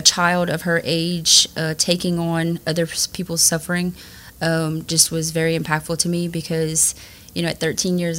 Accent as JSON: {"language": "English", "town": "Richard", "region": "Louisiana", "country": "United States", "tie": "born or raised there", "also_born_or_lived": "Church Point, Louisiana", "said": "I actually graduated from Church Point High, but I grew up in Reshore, where there's only, it's a very small community."}